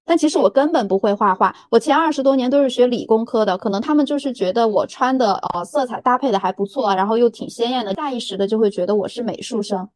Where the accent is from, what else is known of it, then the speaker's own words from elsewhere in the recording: Sichuan, China; 像我是四川人嘛